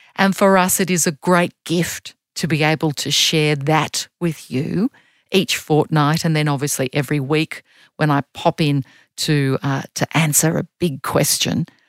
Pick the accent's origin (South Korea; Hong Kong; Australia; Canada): Australia; also born or lived in Germany; I'm a girl from Australia